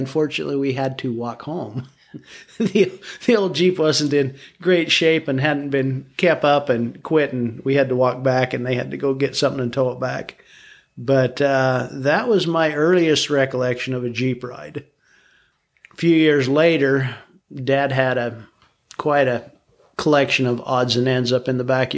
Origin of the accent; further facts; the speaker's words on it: St. George, Utah, United States; I grew up in St. George, born and raised